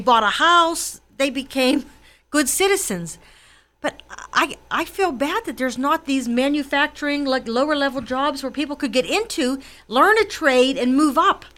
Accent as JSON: {"language": "English", "town": "McKees Rocks", "region": "Pennsylvania", "country": "United States", "tie": "born or raised there", "said": "I was born in McKees Rocks. I was raised in a Democratic working class family"}